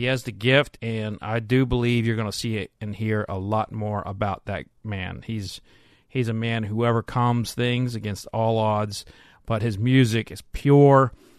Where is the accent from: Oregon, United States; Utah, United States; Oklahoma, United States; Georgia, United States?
Oklahoma, United States; Oklahoma City; moved away as an adult; now in Kentucky, United States; I'm originally from Oklahoma.